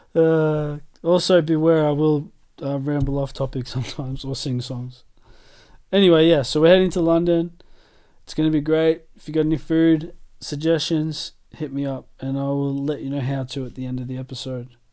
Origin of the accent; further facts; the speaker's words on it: Australia; moved away as an adult; now in United Kingdom; I'm Australian through and through